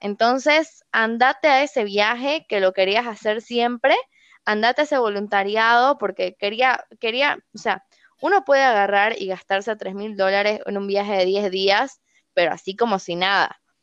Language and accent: Spanish; Santa Cruz de la Sierra, Santa Cruz, Bolivia; toda mi familia es argentina, yo soy la primera boliviana de mi familia, entonces siempre nos íbamos de viaje, o sea, te hablo de viajes súper baratos, nos íbamos en bus desde Santa Cruz a Buenos Aires